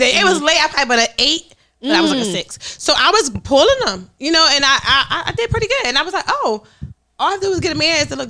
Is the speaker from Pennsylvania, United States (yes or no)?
yes; Philadelphia, Pennsylvania, United States; but Stormy, I'm from North Philly.